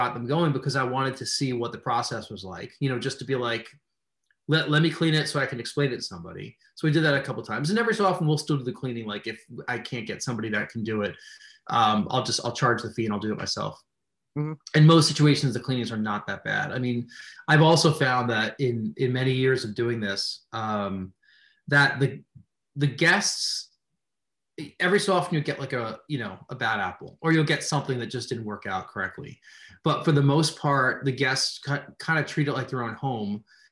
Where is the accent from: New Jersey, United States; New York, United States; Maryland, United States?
New York, United States; just outside New York City, United States; moved away; I'm from New York originally, but everything upstate and Western New York, you know, is just a world away from just outside New York City, which is where I'm from